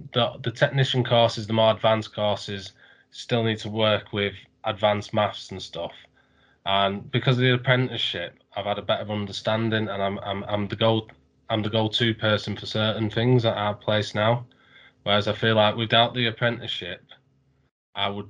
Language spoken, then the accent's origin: English; North Wales, United Kingdom; I'm from North Wales.